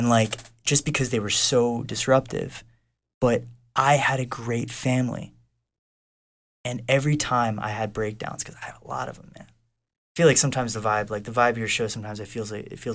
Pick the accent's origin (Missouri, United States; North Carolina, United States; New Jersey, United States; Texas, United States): North Carolina, United States; now in Los Angeles, United States; I grew up in North Carolina in a really good family